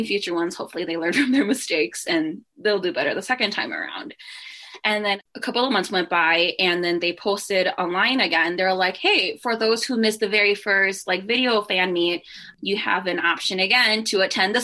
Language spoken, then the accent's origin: English; United States